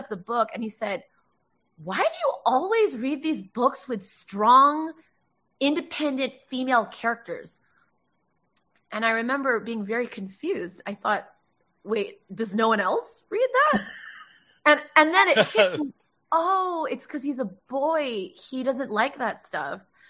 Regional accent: Los Angeles, California, United States; raised in LA. I was born in Hollywood

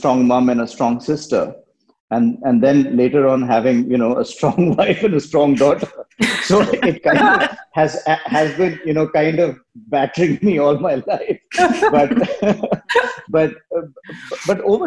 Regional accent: India; moved away; I grew up in India and I've worked everywhere and lived in many parts of the world.

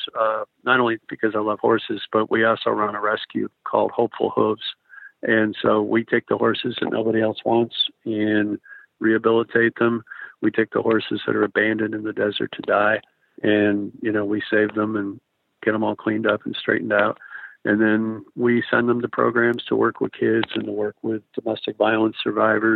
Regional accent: Chicago, Illinois, United States; moved away; I'm from Chicago

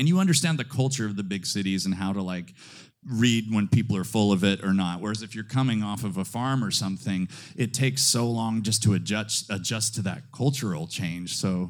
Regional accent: Layton, Utah, United States; moved away; also born or lived in Ogden, Utah; I was born in Ogden and grew up in Layton, which is very much the Paris of northern Utah.

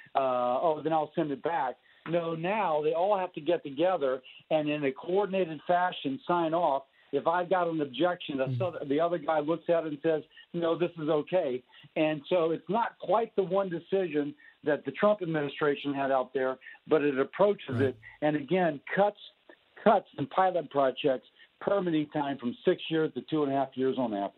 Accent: Baton Rouge, Louisiana, United States; my hometown, by the way, Baton Rouge

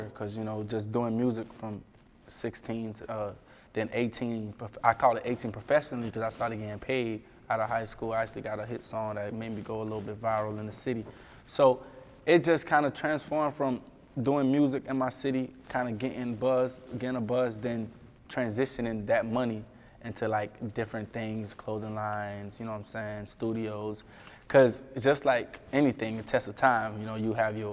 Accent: South Florida, United States; Growing up in South Florida

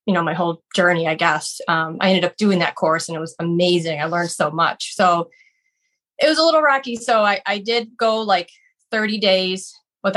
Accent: Buffalo, New York, United States; moved away as an adult; now in Boston, United States; I've lived here actually 18 years, but I'm originally from Buffalo, New York

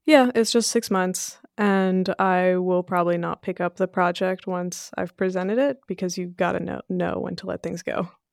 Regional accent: Sunnyvale, California, United States; English is a second language; also born or lived in Belgium / Portugal; we moved to Sunnyvale, California when I was five years old

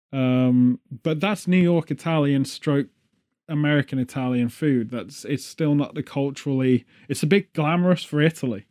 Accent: England, United Kingdom; as well as the British, we're all

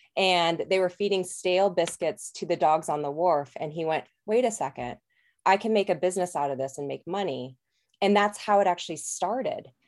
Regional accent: Colorado, United States; moved away as an adult; also born or lived in New Zealand; I'm actually from Colorado originally

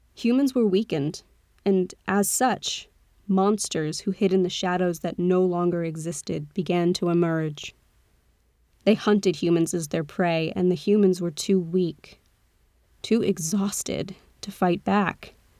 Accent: United States; accent: American; my accent was very American

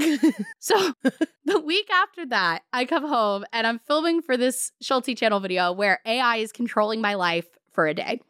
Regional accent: San Diego, California, United States; a lot of snorkeling growing up in San Diego

